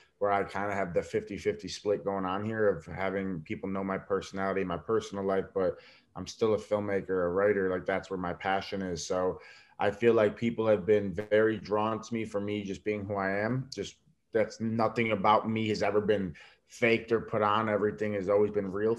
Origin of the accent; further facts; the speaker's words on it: New York, United States; I'm Italian from New York